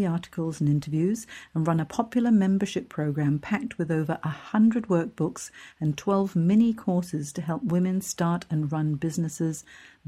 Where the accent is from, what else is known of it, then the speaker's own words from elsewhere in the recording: Hong Kong; moved away; I'm from Hong Kong originally. I grew up there